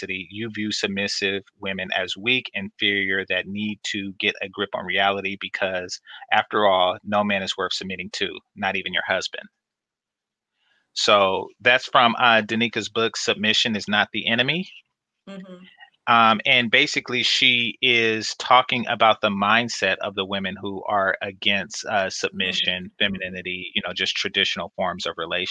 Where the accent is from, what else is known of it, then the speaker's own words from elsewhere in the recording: West Coast, United States; I grew up on the West Coast, so we didn't have many Jamaicans there